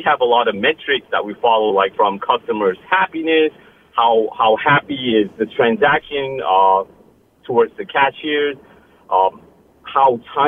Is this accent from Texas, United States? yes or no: no; Glastonbury, Connecticut, United States; Yes, Lucy, this is … I am from Glastonbury.